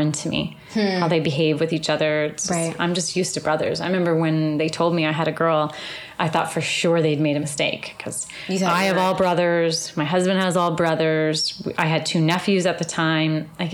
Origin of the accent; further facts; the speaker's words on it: Newmarket, Ontario, Canada; now in Orlando, United States; I grew up in Canada, about 40 minutes outside of Toronto, in like a little bedroom community, little suburb called Newmarket.